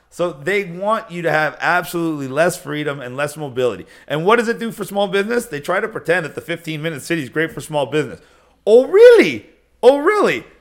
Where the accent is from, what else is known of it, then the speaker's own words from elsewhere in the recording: Canada; Are you asking me as a Canadian?